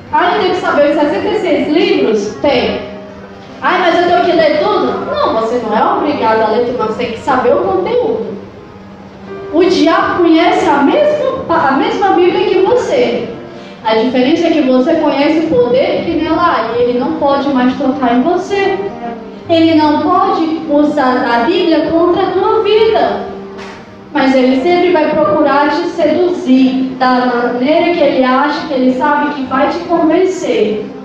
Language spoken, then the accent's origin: Portuguese; Ceará, Brazil; A gente é cearense. E crente